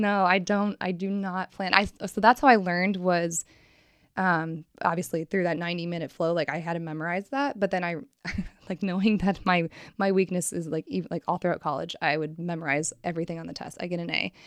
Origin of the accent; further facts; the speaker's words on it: Richfield, Ohio, United States; also born or lived in Cincinnati, Ohio; I am originally from, like, Cleveland, Akron area.